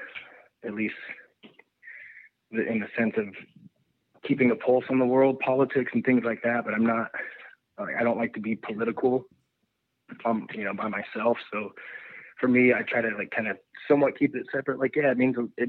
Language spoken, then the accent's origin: English; Nevada, United States; I'm from a tiny town in the middle of nowhere, Nevada